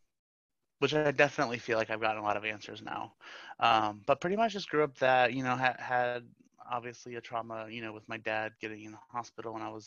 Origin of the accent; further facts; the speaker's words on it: Florida, United States; I was born and raised in Florida. I'm a Florida native